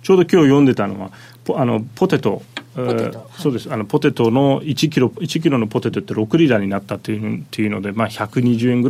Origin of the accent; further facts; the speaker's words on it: Japan; あの正確には私はトルコ人ではなく日本人なんで